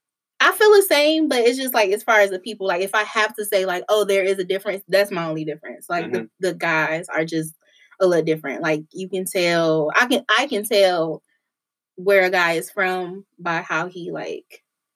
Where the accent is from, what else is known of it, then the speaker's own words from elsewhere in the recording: Detroit, Michigan, United States; I'm from Detroit, you're from Detroit.